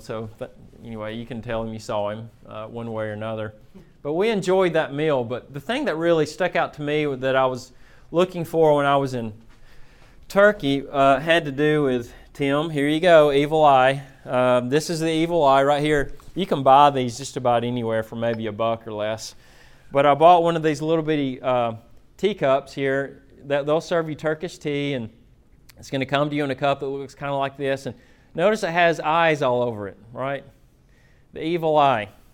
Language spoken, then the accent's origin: English; Florence, Alabama, United States; moved away; I'm from Florence, Alabama. Um, I grew up uh, as a hillbilly